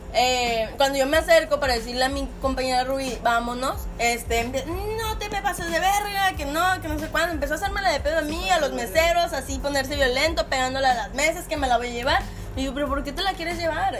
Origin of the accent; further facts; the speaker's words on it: Monterrey, Nuevo León, Mexico; nosotros también, como regios